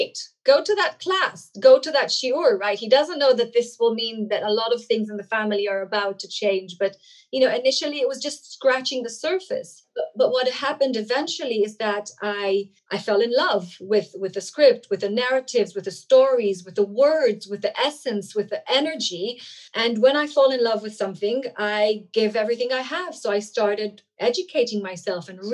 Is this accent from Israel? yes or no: yes; Israel; first language Hebrew; English is a second language; I'm Israeli, so Hebrew goes, you know, that's my mother tongue.